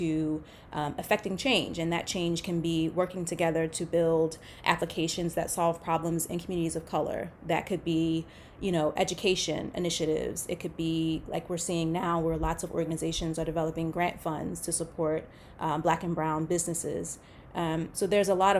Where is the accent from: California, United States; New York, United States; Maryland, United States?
Maryland, United States; Baltimore; I grew up in Baltimore, Maryland.